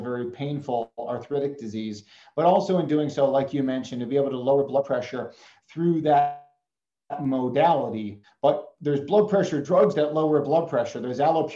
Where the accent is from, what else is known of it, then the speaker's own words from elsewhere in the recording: Chicago, Illinois, United States; moved away; I grew up in Chicago